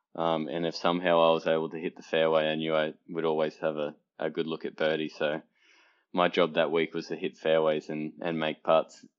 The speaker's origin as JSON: {"language": "English", "country": "Australia", "tie": "born or raised there", "moved": "yes", "said": "being Australian, team sport was a, you know, a really big part of my upbringing"}